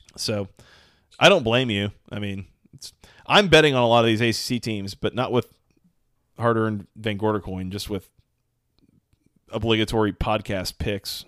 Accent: Atlanta, Georgia, United States; my hometown of Atlanta, Georgia

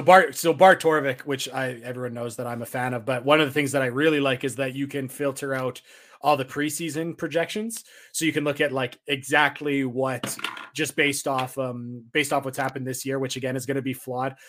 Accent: Canada; being a Canadian, where it's not Thanksgiving because our Thanksgiving is in October.

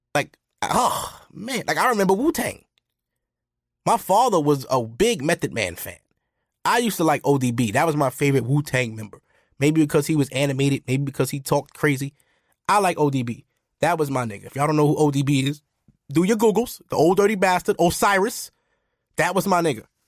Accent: United States; I'm American, too. I'm not West Indian

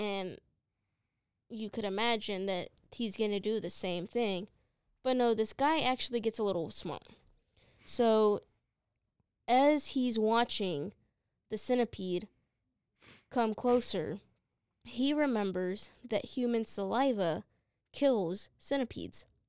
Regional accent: United States; I'm an American

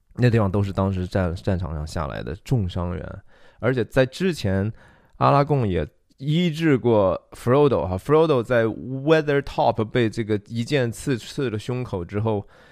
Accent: China; 我们中国人

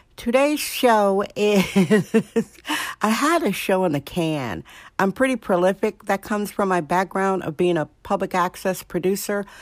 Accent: Wisconsin, United States; now in San Francisco, United States; I'm from Wisconsin.

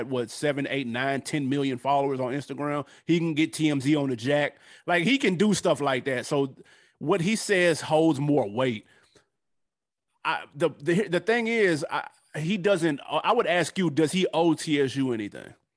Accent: Nashville, Tennessee, United States; moved away; I'm from Nashville

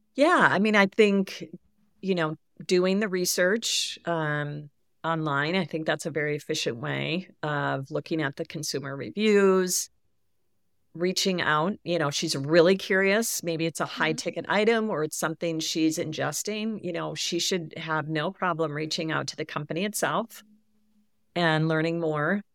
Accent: Midwest, United States; I grew up in the Midwest. My I live in the Midwest.

